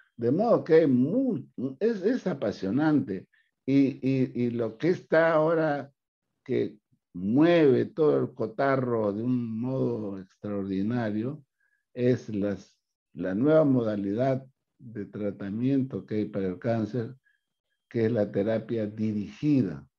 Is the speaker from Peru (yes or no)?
yes; Peru; hemos trabajado pues como peruanos